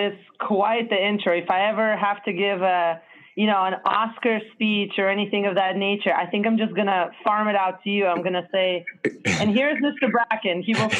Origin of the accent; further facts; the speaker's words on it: Israel; moved away; And it was a very interesting experience moving to Israel as a child. And then growing up in Israel, Israel is probably one of my most favorite culturally rich places in this world.